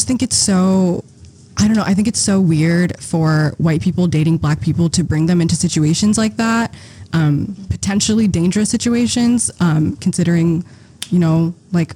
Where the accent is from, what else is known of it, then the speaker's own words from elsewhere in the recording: Eritrea; I'm from Eritrea, which is in a country in East Africa